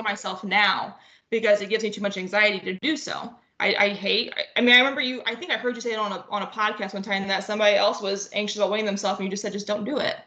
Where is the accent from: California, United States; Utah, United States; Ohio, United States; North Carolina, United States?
Ohio, United States; northwest; I am from Ohio, just small town northwest Ohio okay. and um, grew up with three sisters.